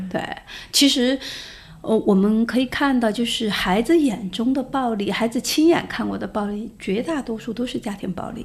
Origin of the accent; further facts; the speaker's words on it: China; 如果作为一个中国人像你这样的呃形象走在世界上来说的话，那我们就会觉得我们这个国家只是靠那些东西强大